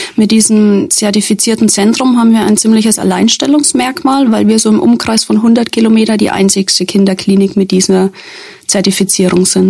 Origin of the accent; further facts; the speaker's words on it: Schweinfurt, Bavaria, Germany; also born or lived in Werneck / Würzburg / Coburg; Ich komme ursprünglich hier aus der Region, also das heißt, ich bin in Werne geboren, ich bin in Schweinfurt in die Schule gegangen